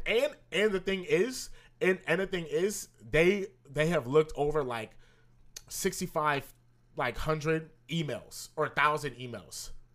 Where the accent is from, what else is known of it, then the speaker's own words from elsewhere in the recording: California, United States; we're from California